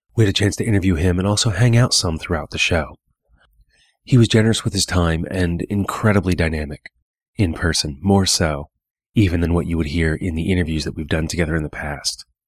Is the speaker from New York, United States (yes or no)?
no; Hagerstown, Maryland, United States; now in Pennsylvania, United States; my hometown of Hagerstown, Maryland